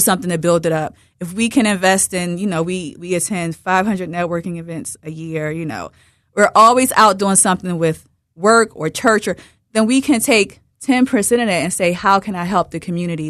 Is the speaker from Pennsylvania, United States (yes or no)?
yes; Philadelphia, Pennsylvania, United States; I'm from Broad and Erie.